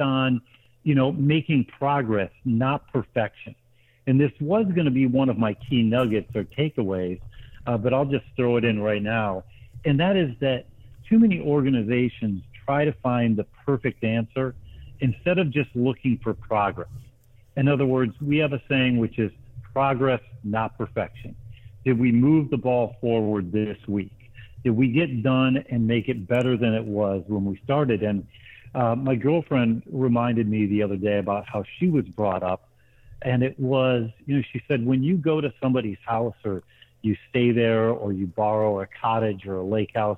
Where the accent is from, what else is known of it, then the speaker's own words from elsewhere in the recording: Grand Rapids, Michigan, United States; also born or lived in Middle East / South Asia / Lake Martin, Alabama; now in Atlanta, United States; I grew up in Grand Rapids, Michigan, in an entrepreneurial family